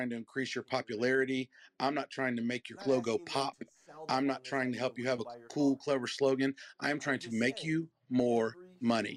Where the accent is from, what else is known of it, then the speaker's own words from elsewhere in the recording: the South, United States; I'm from the South